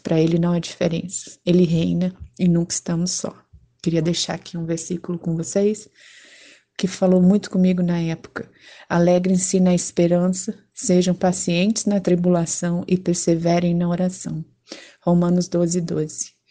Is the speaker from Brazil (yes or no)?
yes; São Paulo, Brazil; moved away as an adult; now in Rio de Janeiro, Brazil; Moro no Rio de Janeiro há quase 20 anos, mas sou de São Paulo.